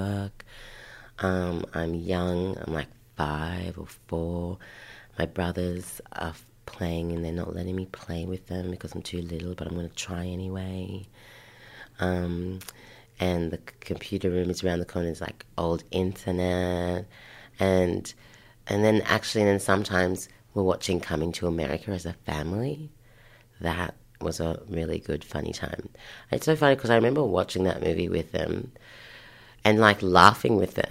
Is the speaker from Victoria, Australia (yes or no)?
no; Sydney, New South Wales, Australia; also born or lived in Ashfield / Belfield / Canterbury / Belmore; I grew up in Waterloo, Redfern. And then in about year one, year two is when we moved out of Waterloo, Redfern